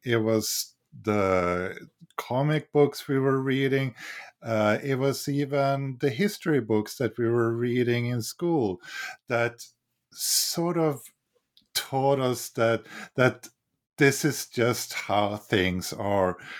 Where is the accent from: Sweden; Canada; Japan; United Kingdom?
Sweden; now in United States; I'm from Sweden